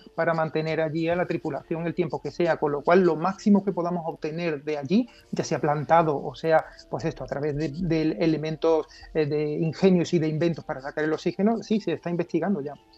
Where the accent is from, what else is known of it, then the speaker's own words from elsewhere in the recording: Seville, Andalusia, Spain; soy de Sevilla